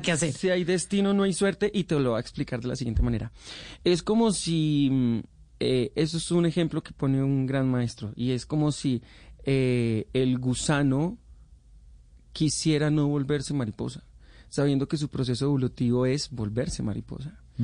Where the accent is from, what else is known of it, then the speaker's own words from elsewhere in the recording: Colombia; nosotros somos colombianos